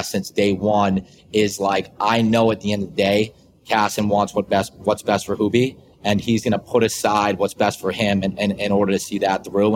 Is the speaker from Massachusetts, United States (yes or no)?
yes; Boston, Massachusetts, United States; we're from Boston.